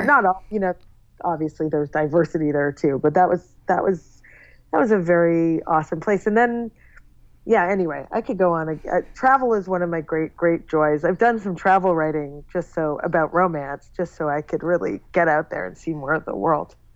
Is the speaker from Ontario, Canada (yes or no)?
yes; Toronto, Ontario, Canada; moved away as an adult; also born or lived in San Francisco; now in New York, United States; I grew up in Toronto, Canada, okay. and then I lived in San Francisco for a short time, and then I've lived in New York now for 13 years